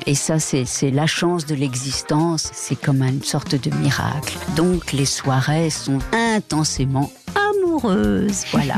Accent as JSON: {"language": "French", "country": "Mexico", "tie": "born or raised there", "first_language": "Spanish", "second_language": "French", "moved": "as an adult", "lives_now": "France", "said": "je parle très bien l'espagnol et que c'est ma première langue et que j'ai vécu 18 ans au Mexique"}